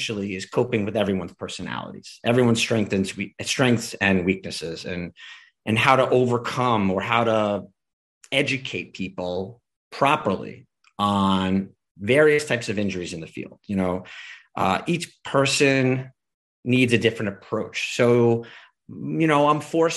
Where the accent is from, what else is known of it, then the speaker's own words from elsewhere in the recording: New York, United States; being a New Yorker